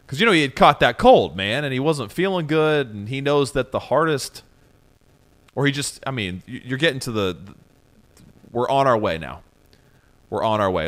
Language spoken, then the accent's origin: English; Southeastern Ohio, United States; I'm from Southeastern Ohio